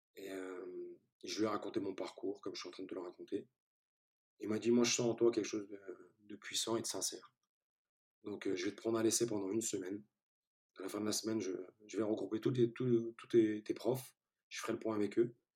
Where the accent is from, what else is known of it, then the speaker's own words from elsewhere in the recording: France; French is a second language; also born or lived in Turkey; je suis arrivé en France, j'avais 4-5 ans